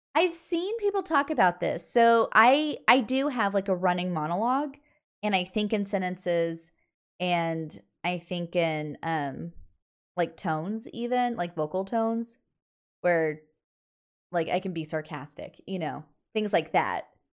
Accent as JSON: {"language": "English", "country": "United States"}